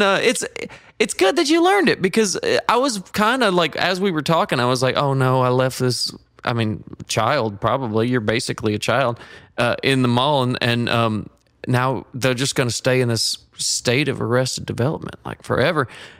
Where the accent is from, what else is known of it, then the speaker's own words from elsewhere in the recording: Georgia, United States; You know, growing up in Georgia, one of the things that they always say is you're either going to love the Falcons or you're going to love the Steelers.